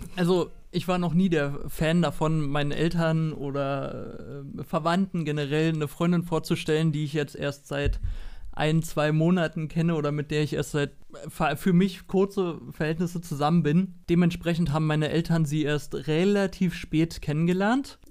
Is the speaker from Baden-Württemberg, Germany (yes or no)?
no; Berlin, Germany; ich komme aus Deutschland, Berlin, habe schon immer hier gewohnt und gelebt